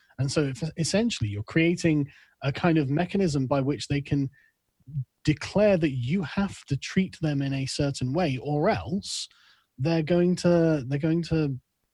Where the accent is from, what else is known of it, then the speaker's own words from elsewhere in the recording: England, United Kingdom; also born or lived in Germany; as an Englishman, it's just not like we have in England